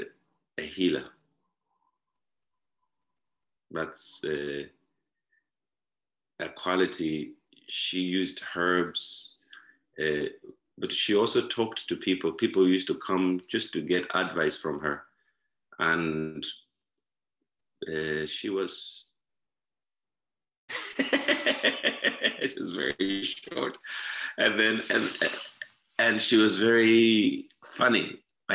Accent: Zimbabwe; born or raised there; now in Ireland

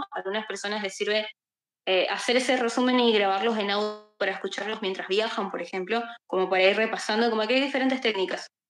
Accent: Misiones, Argentina; soy de Argentina, eh, soy estudiante de bioquímica, farmacia, también trabajo como software developer, eh, también acá para una empresa de acá de mi país. Eh, soy del norte de mi país, tenemos una comunidad justamente eh, que se llama Misiones Haití, que es justamente el nombre de mi provincia

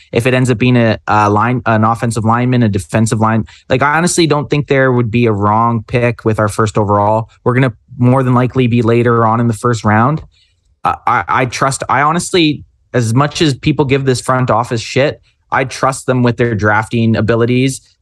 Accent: Canada; We're Canadian.

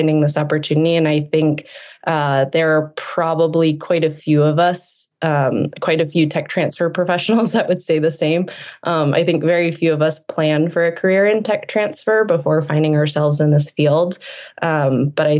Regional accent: New England, United States; I grew up in New England

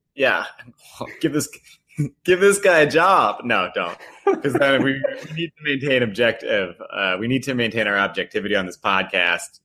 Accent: Port Jefferson, New York, United States; I'm from Port Jefferson.

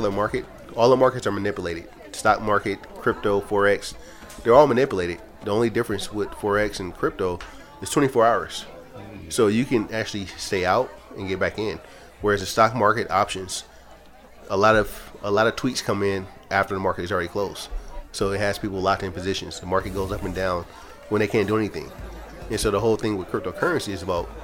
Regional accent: San Francisco, California, United States; also born or lived in Oakland; I was born in San Francisco

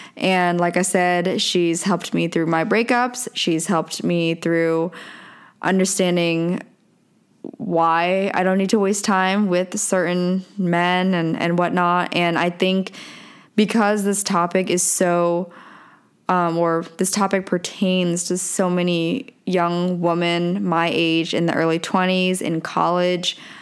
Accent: Denver, Pennsylvania, United States; moved away as an adult; I grew up in Denver, Pennsylvania, like middle of nowhere

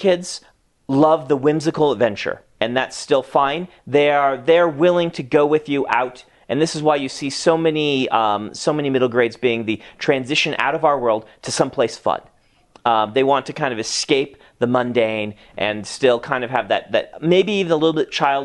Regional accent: Nebraska, United States; moved away; I grew up in Nebraska

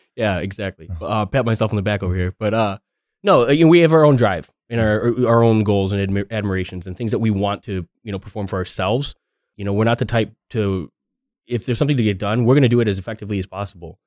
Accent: Chicago, Illinois, United States; I'm from Chicago

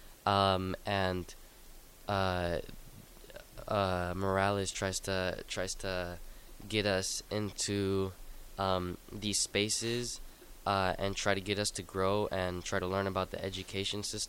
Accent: Lincoln, Nebraska, United States; I was born and raised here in Lincoln, Nebraska.

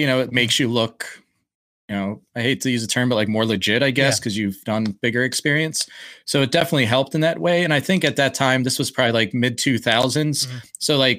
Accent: Philadelphia, Pennsylvania, United States; cause I grew up in Philly and all those guys live just outside of Philly.

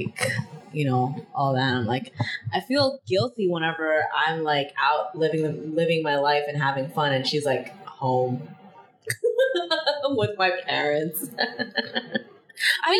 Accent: New York, United States; I was raised in New York

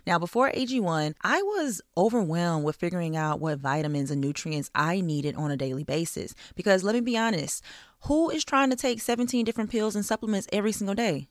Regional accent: Louisiana, United States; now in Los Angeles, United States; I'm from Louisiana. My entire family is in Louisiana

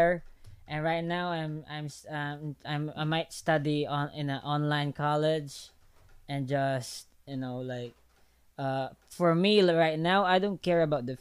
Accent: Philippines; I'm just Filipino

